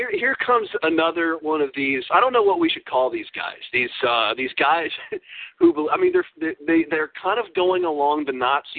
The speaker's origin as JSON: {"language": "English", "town": "Louisville", "region": "Kentucky", "country": "United States", "tie": "born or raised there", "said": "here in my hometown of Louisville"}